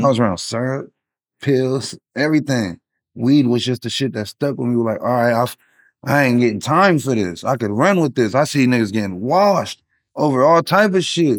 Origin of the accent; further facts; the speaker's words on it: Long Beach, California, United States; moved away; also born or lived in San Francisco Bay Area; And I'm originally from Long Beach, California